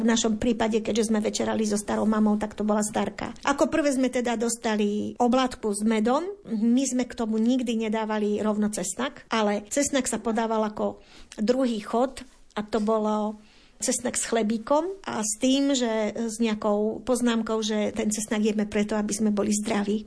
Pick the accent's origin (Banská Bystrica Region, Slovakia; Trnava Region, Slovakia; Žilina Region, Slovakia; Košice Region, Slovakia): Banská Bystrica Region, Slovakia; Detva; na podpolianí alebo teda u nás na Lazoch detvianských